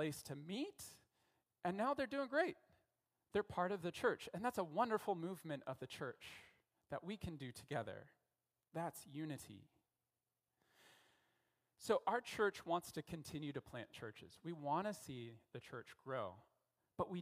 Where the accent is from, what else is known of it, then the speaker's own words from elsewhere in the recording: Denver, Colorado, United States; also born or lived in Philippines / Central America; now in Canada; I'm from Denver, Colorado